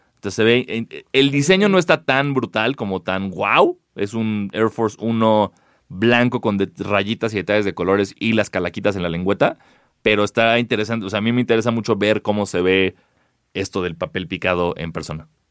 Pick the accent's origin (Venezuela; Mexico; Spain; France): Mexico; somos mexicanos